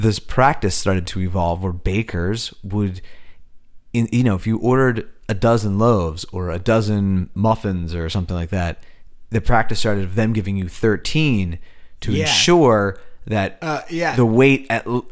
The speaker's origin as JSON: {"language": "English", "region": "New Jersey", "country": "United States", "tie": "born or raised there", "said": "we grew up in South Jersey. My mom's from Pittsburgh. I don't know what my accent is"}